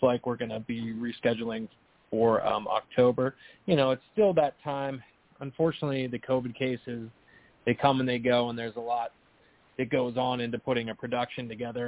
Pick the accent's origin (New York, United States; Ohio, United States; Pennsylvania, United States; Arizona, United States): Pennsylvania, United States; Pittsburgh; moved away as an adult; now in New Jersey, United States; I grew up there, was born and raised there